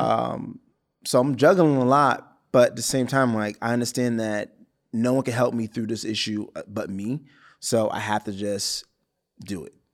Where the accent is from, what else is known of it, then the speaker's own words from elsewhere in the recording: Brockton, Massachusetts, United States; moved away as an adult; now in Los Angeles, United States; I shot in my hometown. I shot in Brockton